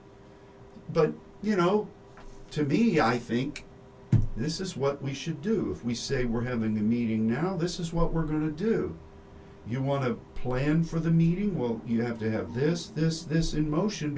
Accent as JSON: {"language": "English", "country": "United States", "tie": "born or raised there", "said": "I was raised here in the United States"}